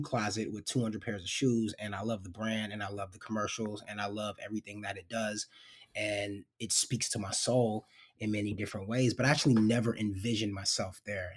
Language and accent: English; New York City, New York, United States; moved away as an adult; also born or lived in Seattle / Memphis, Tennessee / Los Angeles / Portland, Oregon; grew up in New York City, primarily. Uh, grew up in New York, was born in Harlem, lived in the Bronx, uh, a little bit in middle school and in high school